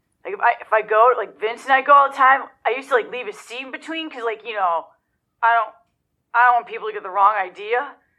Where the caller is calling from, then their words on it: Joliet, Illinois, United States; I'm from Joliet, Illinois.